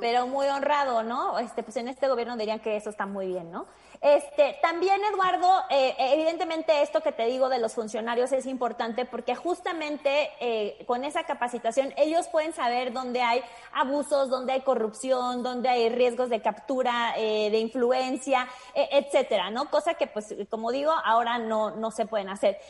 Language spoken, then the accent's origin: Spanish; Mexico; como mexicanos ya estamos acostumbrados